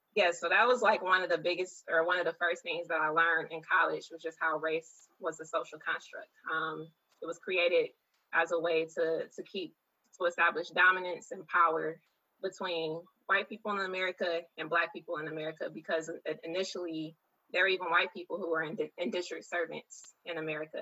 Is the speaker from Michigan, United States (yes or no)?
yes; Detroit, Michigan, United States; I was born and raised in Detroit